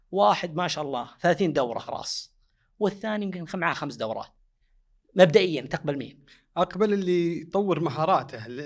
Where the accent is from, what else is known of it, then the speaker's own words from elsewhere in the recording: Saudi Arabia; المنظمات ملزمه عندنا في السعوديه